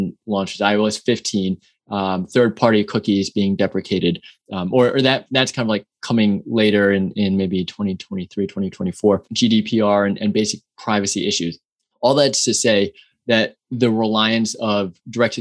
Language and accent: English; New York City, New York, United States; also born or lived in San Francisco, California; now in Austin, United States; born and raised in New York City